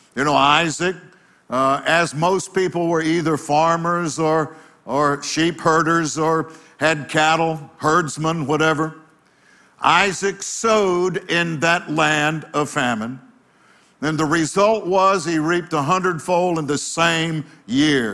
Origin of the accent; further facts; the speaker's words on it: United States; being an American citizen